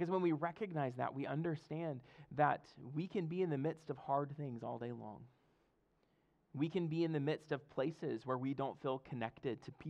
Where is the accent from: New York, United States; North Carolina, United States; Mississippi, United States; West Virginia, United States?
Mississippi, United States; now in Fredericksburg, United States; I'm from Mississippi, and our ocean's the Gulf of Mexico